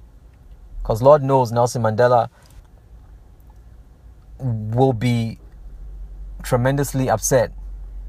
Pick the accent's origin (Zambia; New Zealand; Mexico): Zambia; growing up in Southern Africa, growing up in Zambia